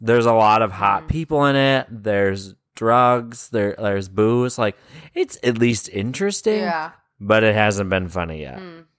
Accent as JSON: {"language": "English", "country": "Canada", "said": "I have a memory from my childhood, like I'm from Canada."}